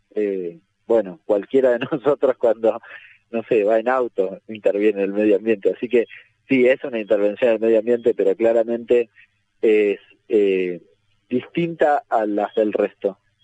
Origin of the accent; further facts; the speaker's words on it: Argentina; soy argentino